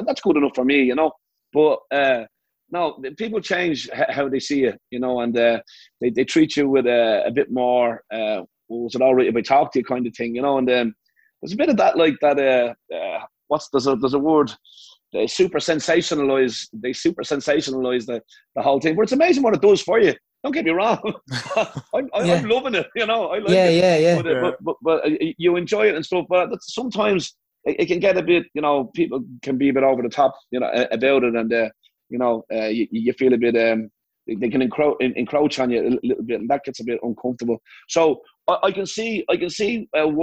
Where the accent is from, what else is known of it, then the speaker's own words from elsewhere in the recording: Ireland; moved away as an adult; now in United States; I love being Irish and I love Ireland